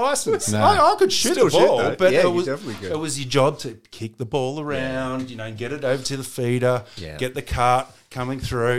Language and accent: English; Keysborough, Victoria, Australia; I grew up in Keysborough, which is, you know, 50-minute, an hour drive into Albert Park